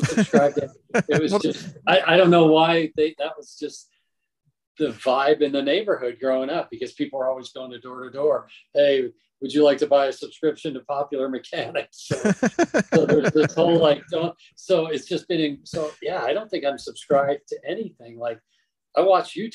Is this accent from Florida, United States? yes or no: no; Colorado Springs, Colorado, United States; my hometown of Colorado Springs